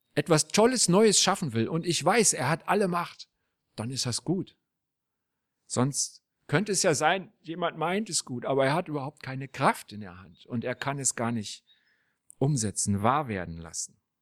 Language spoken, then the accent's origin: German; Berlin, Germany; Als ich ein kleiner Junge war in Berlin